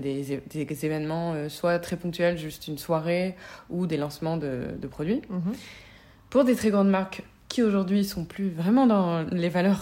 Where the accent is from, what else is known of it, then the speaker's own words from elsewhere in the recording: the South, Provence-Alpes-Côte d'Azur, France; moved away as an adult; also born or lived in Paris; je viens de, du Sud